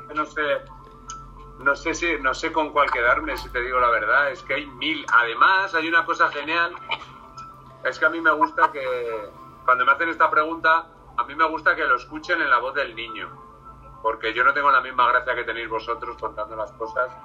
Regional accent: Salamanca, Castile and León, Spain; Yo soy de Salamanca.

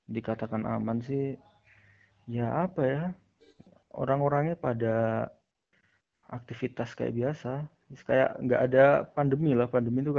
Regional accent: Tulungagung, East Java, Indonesia; asalnya dari Tulungagung, jurusan matematika, sama kayak Tiara ya, ITS.

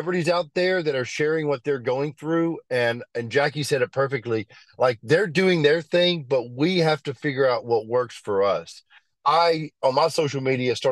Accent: Birmingham, Alabama, United States; I grew up in Birmingham.

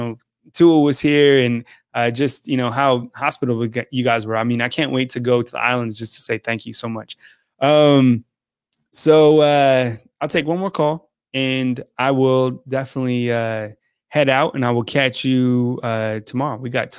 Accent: Santa Fe, New Mexico, United States; moved away as an adult; also born or lived in Redondo Beach, California / Washington, D.C.; now in Southeastern United States; I grew up in New Mexico. I grew up in Santa Fe.

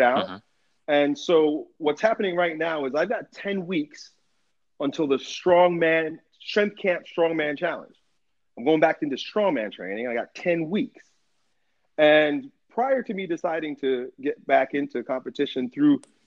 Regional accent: United States; I grew up here in America, in American schools

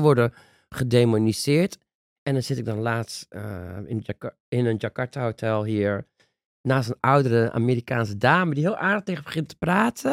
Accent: Netherlands; Daar zijn wij de Nederlandse nazaten

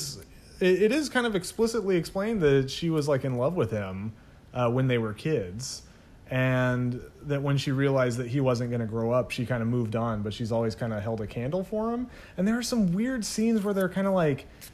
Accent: United States; I'm American

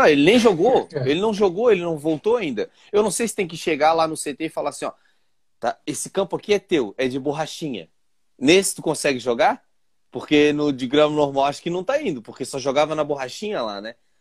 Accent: Vila Velha, Espírito Santo, Brazil; nossa terrinha, Vila Velha, Espírito Santo.

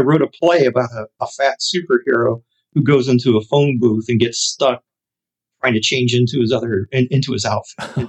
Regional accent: Chicago, Illinois, United States; growing up on the South Side of Chicago

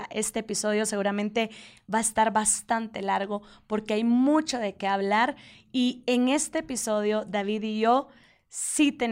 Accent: Guatemala; Hola, ¿cómo están? … soy de Guatemala

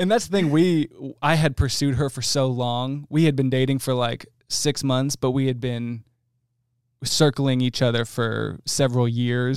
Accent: New Jersey, United States; now in Texas, United States; I'm from New Jersey.

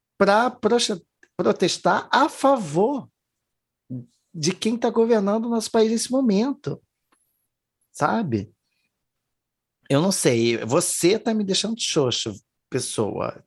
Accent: Brazil; first language Portuguese; E não que eu não seja, né? Sou

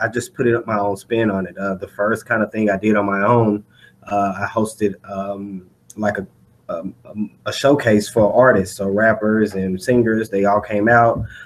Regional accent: Dallas, Texas, United States; I'm from Dallas, Texas

